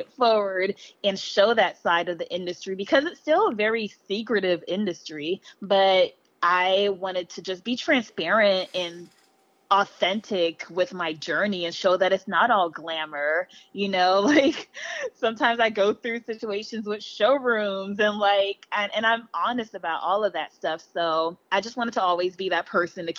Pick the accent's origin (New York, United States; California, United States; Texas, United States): California, United States; Los Angeles; also born or lived in Belize; I live in L.A. Oh. I grew up in L.A.